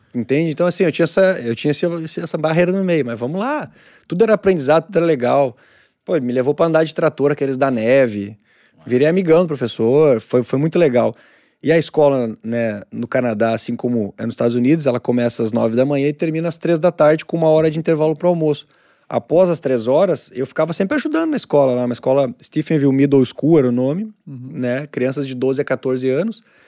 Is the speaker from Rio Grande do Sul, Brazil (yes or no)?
yes; Novo Hamburgo, Rio Grande do Sul, Brazil; Nunca saí de Novo Hamburgo.